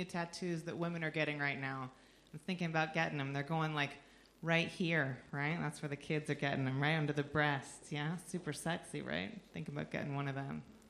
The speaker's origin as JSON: {"language": "English", "country": "United States", "said": "I am from just below Canada"}